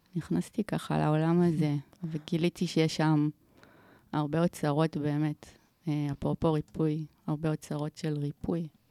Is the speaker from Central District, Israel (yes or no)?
no; Omer, Southern District, Israel; now in Tel Aviv, Israel; גדלתי בעומר